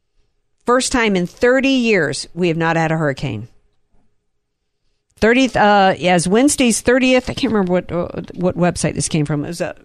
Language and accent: English; the South, United States; moved away; I grew up in the South. We had hurricanes every year